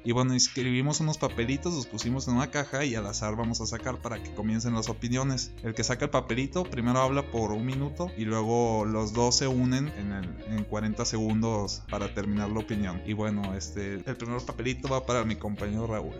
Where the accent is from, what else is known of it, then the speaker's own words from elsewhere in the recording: central Mexico, Mexico; nosotros del centro